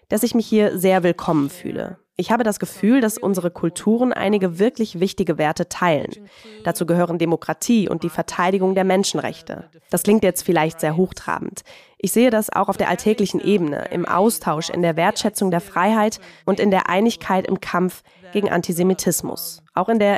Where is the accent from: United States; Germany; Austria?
United States; Und ich bin als stolze Amerikanerin aufgewachsen, immer im Wissen um meine deutsche Herkunft und wie wichtig sie ist.